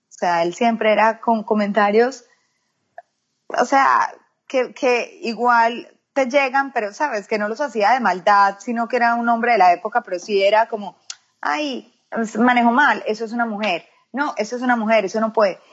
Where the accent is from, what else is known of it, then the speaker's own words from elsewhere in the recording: Medellín, Antioquia, Colombia; moved away as an adult; now in United States; yo soy de Medellín, Antioquia, Colombia. Eh, nací ahí, viví ahí por 33 años y ya luego me mudé acá a los Estados Unidos